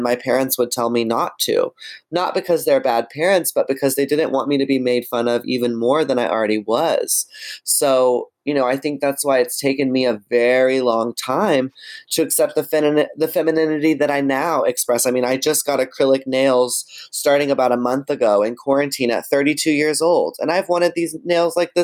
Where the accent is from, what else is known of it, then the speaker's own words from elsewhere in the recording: Texas, United States; in Texas, where I'm from